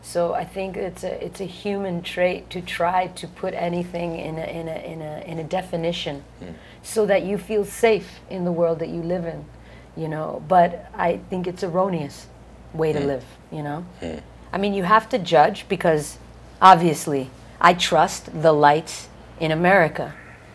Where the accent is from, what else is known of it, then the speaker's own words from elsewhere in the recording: United States; I'm American